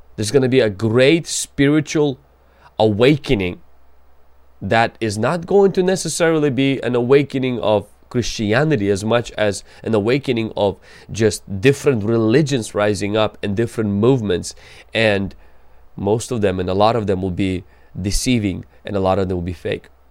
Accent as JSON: {"language": "English", "country": "Ukraine", "said": "I come from Ukraine"}